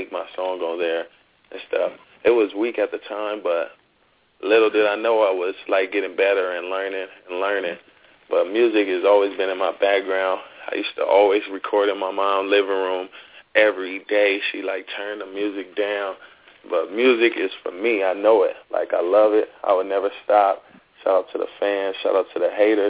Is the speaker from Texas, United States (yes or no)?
no; Los Angeles, California, United States; I'm from South Central L.A.